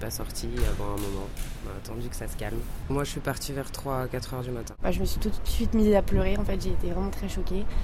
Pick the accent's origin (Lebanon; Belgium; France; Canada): Lebanon; Je suis libanaise. Euh, la veille, il y a eu l'attentat au Liban, donc. c'est malheureux à dire, mais pour moi, libanaise, je suis un peu anesthésiée à tout ça